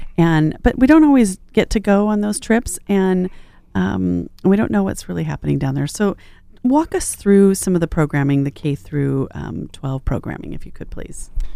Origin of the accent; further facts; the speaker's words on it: Riverside, California, United States; I was a kid from Riverside